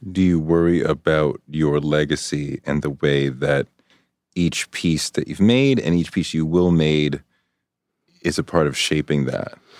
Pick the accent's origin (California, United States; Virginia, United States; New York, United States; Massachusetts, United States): Massachusetts, United States; Boston; moved away; I grew up in Boston